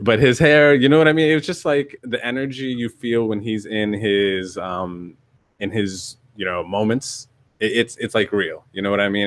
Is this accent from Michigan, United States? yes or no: no; northeastern Pennsylvania, United States; also born or lived in Yuma, Arizona / North Carolina; now in California, United States; the majority of my childhood was in northeastern Pennsylvania, but my, I was born in Yuma, Arizona